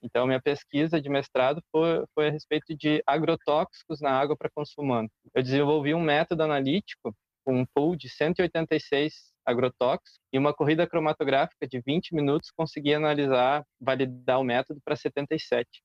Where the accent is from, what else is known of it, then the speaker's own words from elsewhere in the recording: Canela, Rio Grande do Sul, Brazil; also born or lived in Porto Alegre; eu sou natural de Canela